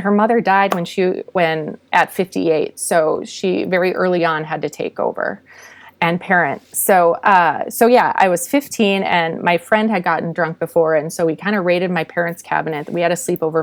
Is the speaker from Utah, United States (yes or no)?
no; Minnesota, United States; I was born and raised in Minnesota